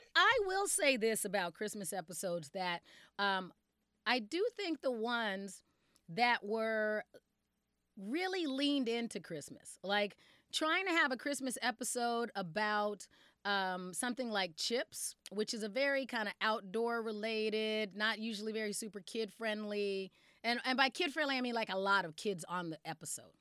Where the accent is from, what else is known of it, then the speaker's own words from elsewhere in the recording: Arizona, United States; now in Minnesota, United States; I was also growing up in Arizona